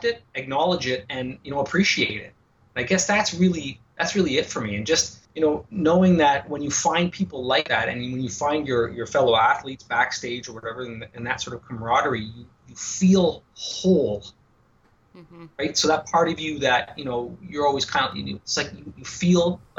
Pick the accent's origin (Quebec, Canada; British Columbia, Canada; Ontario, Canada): Quebec, Canada; Montreal; born and raised in Montreal.